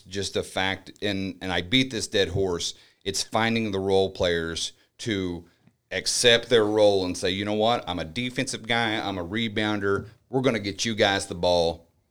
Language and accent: English; United States; We grew up in El Nor together